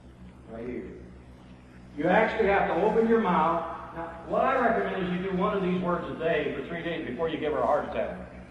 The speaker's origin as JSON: {"language": "English", "country": "United States", "said": "I'm an American male. I'm a macho male."}